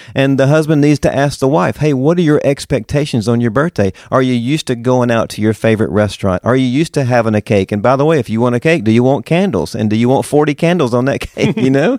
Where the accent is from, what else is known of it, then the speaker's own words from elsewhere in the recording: Mississippi, United States; moved away as an adult; also born or lived in Woodstock, Georgia / Knoxville, Tennessee; now in Winter Garden, United States; I am from Mississippi. born and raised